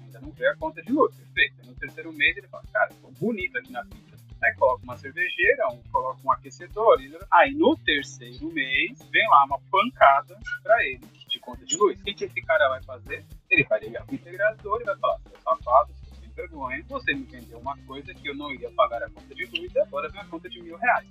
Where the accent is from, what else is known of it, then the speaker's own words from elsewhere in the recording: São Paulo, Brazil; sou natural de São Paulo.